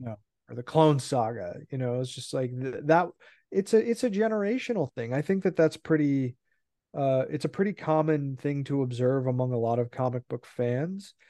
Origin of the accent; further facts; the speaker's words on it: California, United States; I was born in California